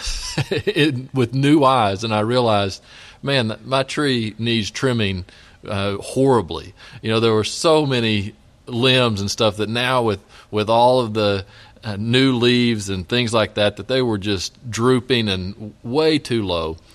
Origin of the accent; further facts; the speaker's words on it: West Texas, United States; now in Elgin, United States; I grew up out in West Texas